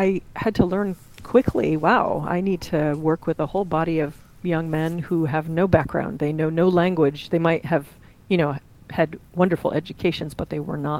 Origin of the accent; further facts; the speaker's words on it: Central New York, United States; now in Cincinnati, United States; I live in Cincinnati, Ohio, although I am a transplant from Central New York.